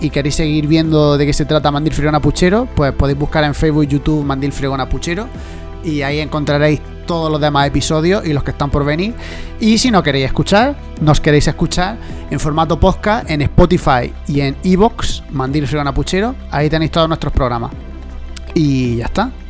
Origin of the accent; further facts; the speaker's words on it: Santa María de Nieva, Castile and León, Spain; O sea que tal vez habéis visto este capítulo, Santa María de Nieva, eh, porque soy de Nieva.